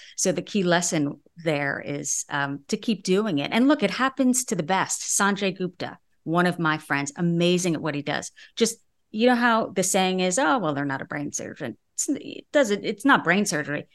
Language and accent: English; New Jersey, United States; moved away; I was from New Jersey